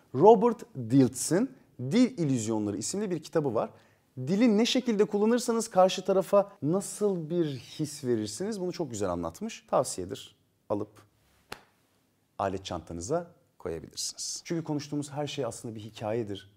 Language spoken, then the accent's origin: Turkish; Turkey; biz Türkler olarak ve Akdenizliler olarak